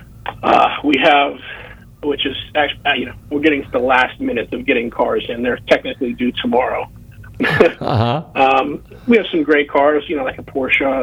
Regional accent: just outside of Pittsburgh, Western Pennsylvania, United States; I grew up in Western Pennsylvania, just outside of Pittsburgh

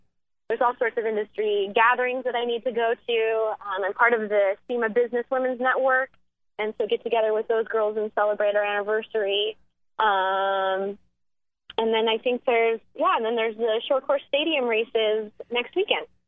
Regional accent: Black Hills of South Dakota, United States; I grew up in the Black Hills of South Dakota

